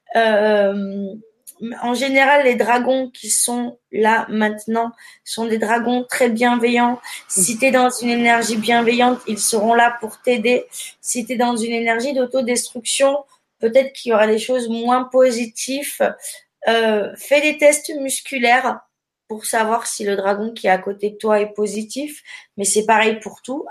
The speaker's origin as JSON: {"language": "French", "town": "Périgueux", "region": "Nouvelle-Aquitaine", "country": "France", "tie": "born or raised there", "said": "je suis originaire de Périgueux"}